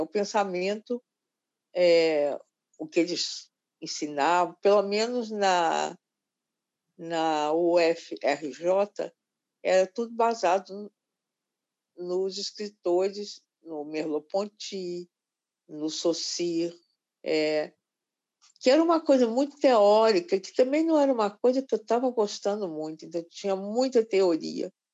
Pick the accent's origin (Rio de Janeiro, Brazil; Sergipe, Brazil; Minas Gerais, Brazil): Minas Gerais, Brazil; Belo Horizonte; moved away; eu nasci em Belo Horizonte, um pouco por acaso